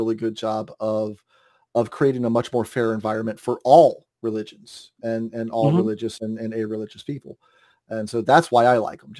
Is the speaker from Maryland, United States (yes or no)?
no; North Carolina, United States; moved away; I grew up in North Carolina, in the middle of North Carolina